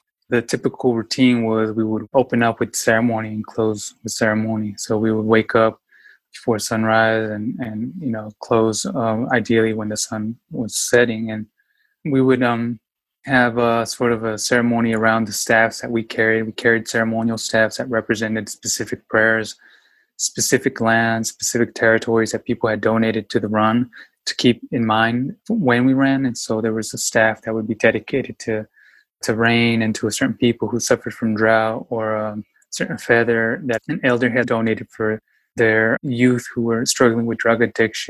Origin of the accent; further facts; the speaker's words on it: Yakima, Washington, United States; I was born and raised in Yakima, Washington, very small town, and immigration had an impact on my life, you know?